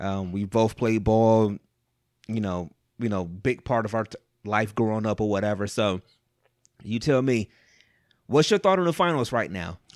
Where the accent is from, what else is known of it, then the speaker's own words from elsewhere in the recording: Cleveland, Ohio, United States; I was born and raised, I'm, I'm from Cleveland